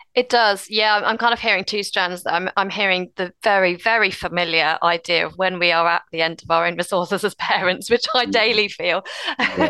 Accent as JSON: {"language": "English", "country": "United Kingdom", "said": "we're British and reserved"}